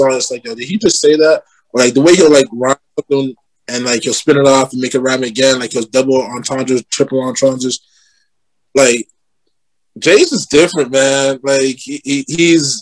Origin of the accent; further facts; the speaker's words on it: Toronto, Ontario, Canada; I grew up in Rexdale